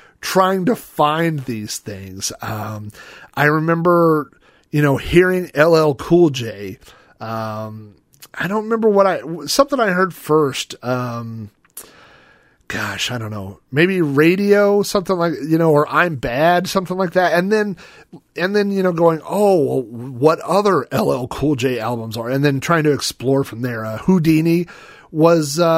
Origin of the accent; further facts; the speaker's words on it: Oklahoma City, Oklahoma, United States; I grew up in Oklahoma. I grew up in, you know, the suburbs of Oklahoma City.